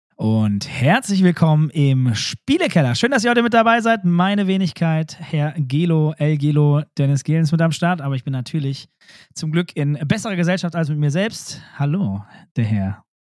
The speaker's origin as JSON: {"language": "German", "country": "Germany", "said": "ich bin ja auch Deutscher"}